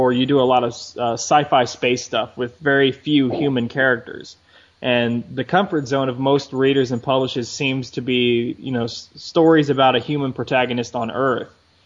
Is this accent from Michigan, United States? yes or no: no; Austin, Texas, United States; at the Austin Comic Con down here in my hometown